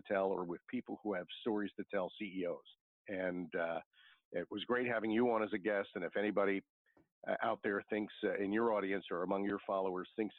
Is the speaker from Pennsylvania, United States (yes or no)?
yes; Philadelphia, Pennsylvania, United States; growing up in South Philadelphia